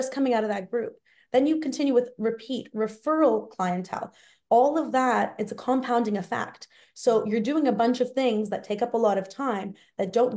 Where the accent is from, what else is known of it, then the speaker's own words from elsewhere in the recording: Toronto, Ontario, Canada; I grew up in Toronto, so I have a very big network here. And I also went to high school, university, everything here. So I am very much a Torontonian through and through